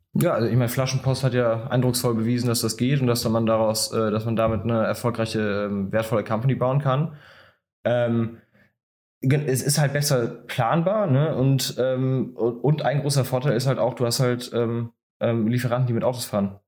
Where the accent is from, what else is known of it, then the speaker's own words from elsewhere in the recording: Bonn, North Rhine-Westphalia, Germany; in einer Stadt wie jetzt Bonn, wo ich herkomme